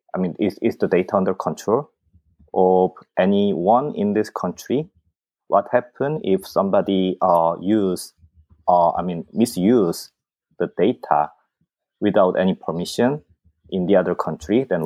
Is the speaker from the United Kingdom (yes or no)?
no; South Korea; moved away; I'm originally from South Korea.